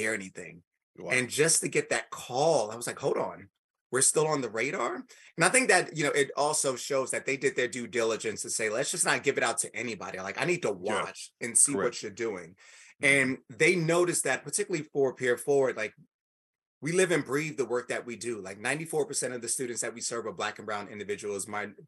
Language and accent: English; New York City, New York, United States; I'm from New York City, grew up in the projects, from Spanish Harlem